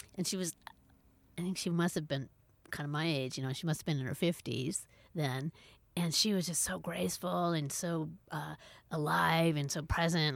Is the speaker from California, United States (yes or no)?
yes; Berkeley, California, United States; I grew up in Berkeley, California